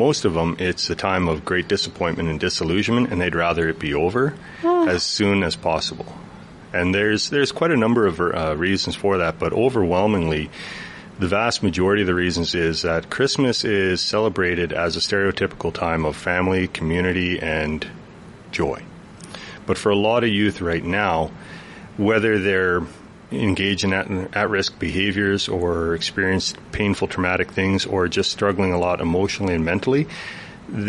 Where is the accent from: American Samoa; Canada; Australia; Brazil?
Canada; Chetwynd, British Columbia; moved away as an adult; I grew up a half hour outside of Chetwynd, this side of Chetwynd